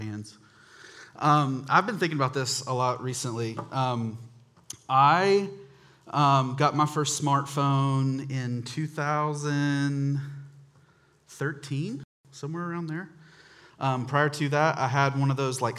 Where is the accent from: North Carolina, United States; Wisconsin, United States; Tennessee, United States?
North Carolina, United States; Charlotte; I grew up in North Charlotte